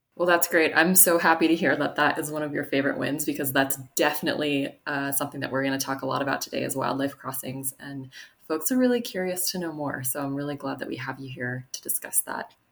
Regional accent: Flathead Valley, Montana, United States; growing up in the Flathead Valley here in Montana

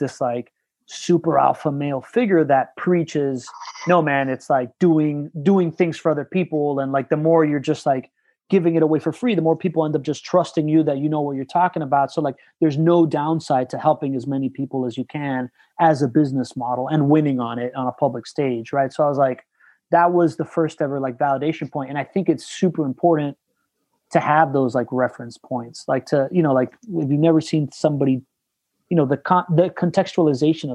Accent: Miami, Florida, United States; also born or lived in Venezuela / Spain / Southern California; born in Venezuela, grew up in Miami.

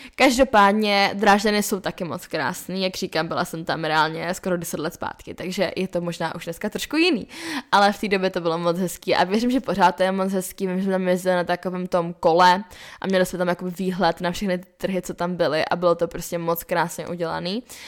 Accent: Lipno nad Vltavou, South Bohemian Region, Czechia; now in Prague, Czech Republic; jsem z Lipran Vltavou, tak tam jsme měli vždycky že jo, zamrzlou vodu

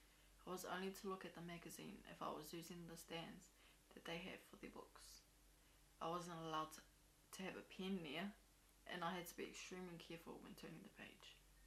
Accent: Tokoroa, Waikato, New Zealand; I was raised in Tokoroa, which has been nicknamed the 16th island of the Cook Islands.

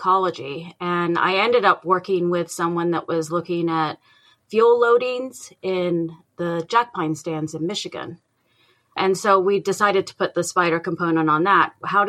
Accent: England, United Kingdom; I'm originally from England, but my dad worked in the aircraft industry. So we moved around a lot, almost like a military brat.

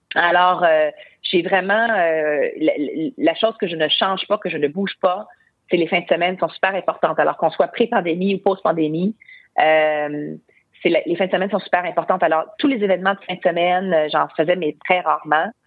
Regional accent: Quebec, Canada; chez nous, au Québec, au Canada

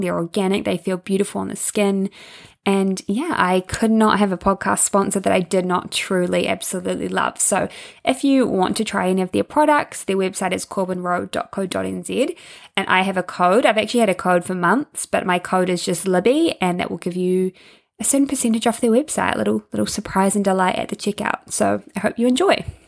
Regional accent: Hawke's Bay, New Zealand; I'm from Hawke's Bay

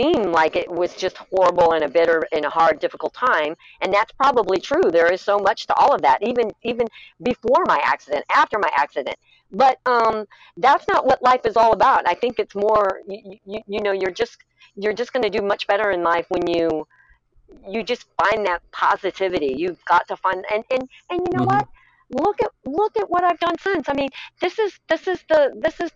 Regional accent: Lake of the Ozarks, Missouri, United States; I'm from Lake of the Ozarks, I'm a bit of a hillbilly

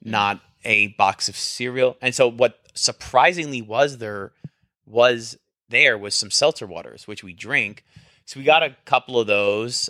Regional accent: New Jersey, United States; now in Texas, United States; I'm from New Jersey. I'm from the Northeast.

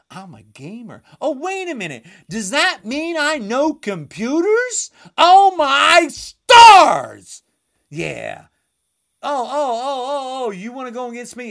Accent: United States; I am an American. This is my country

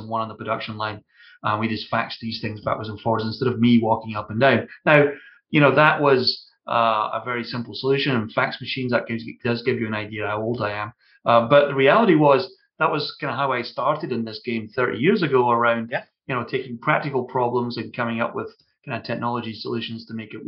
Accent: Scotland, United Kingdom; accent: Scottish

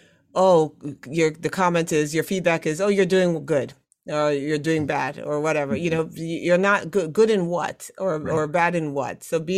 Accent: Brooklyn, New York, United States; born there; also born or lived in Trinidad and Tobago; I said I was born in Brooklyn, but I was raised around the world.

